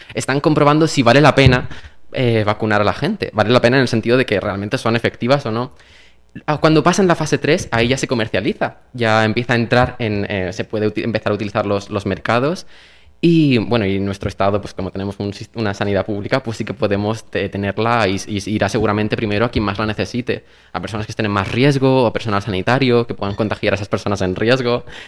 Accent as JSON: {"language": "Spanish", "region": "Valencian Community", "country": "Spain", "said": "Comunidad Valenciana, que es de donde yo soy"}